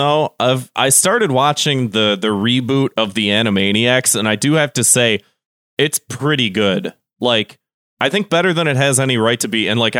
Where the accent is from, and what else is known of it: Chicago, Illinois, United States